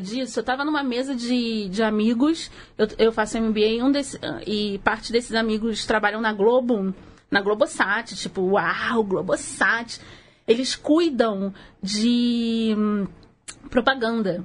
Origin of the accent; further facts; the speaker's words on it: Rio de Janeiro, Brazil; accent: carioca; eu sou nascida e criada no subúrbio do Rio, assim como a Mari